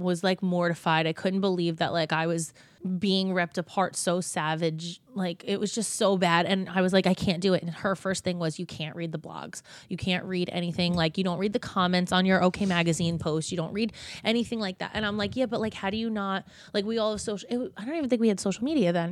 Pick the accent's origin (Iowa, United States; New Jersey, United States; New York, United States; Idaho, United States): New Jersey, United States; we're from Jersey, we're from the same area